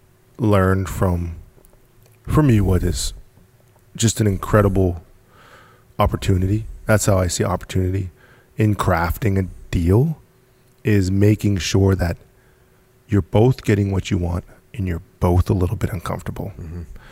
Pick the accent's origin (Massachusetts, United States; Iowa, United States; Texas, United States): Massachusetts, United States; Gloucester; born there; Hey man, I was born in Gloucester.